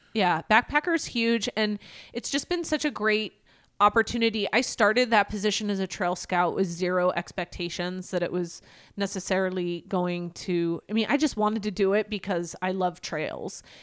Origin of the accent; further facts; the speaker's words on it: Everett, Washington, United States; I am from Everett, Washington.